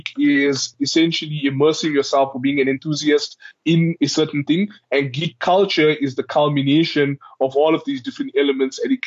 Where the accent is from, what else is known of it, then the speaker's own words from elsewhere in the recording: Ladysmith, KwaZulu-Natal, South Africa; I come from a small farm town in KwaZulu-Natal in South Africa. It is called Ladysmith.